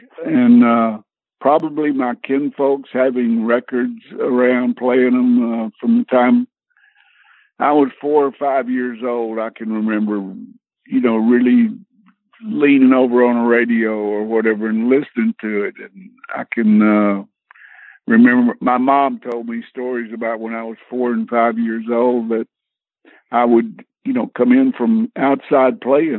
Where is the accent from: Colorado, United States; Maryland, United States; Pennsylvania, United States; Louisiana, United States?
Louisiana, United States; Shreveport; moved away as an adult; also born or lived in Tennessee; I am from Shreveport, Louisiana. Born, raised there, and my music, all the music things started there and migrated to Tennessee in 1961.